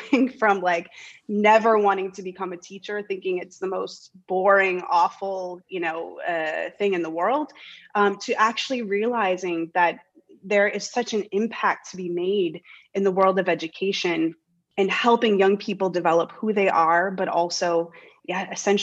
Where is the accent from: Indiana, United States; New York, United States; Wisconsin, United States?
Wisconsin, United States; the middle of; moved away as an adult; now in Denmark; I could always go back to my hometown and teach